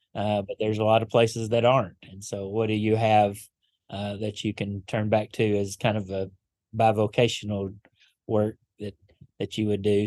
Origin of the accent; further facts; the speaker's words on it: Paducah, Kentucky, United States; moved away as an adult; now in Gadsden, United States; Born and raised in Paducah, um, just outside of it anyway